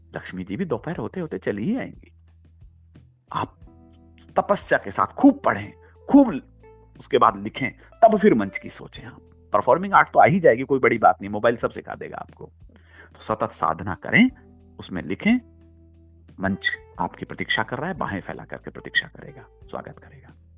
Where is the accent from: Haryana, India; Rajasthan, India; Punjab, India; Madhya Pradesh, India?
Rajasthan, India; मैं राजस्थान से हूँ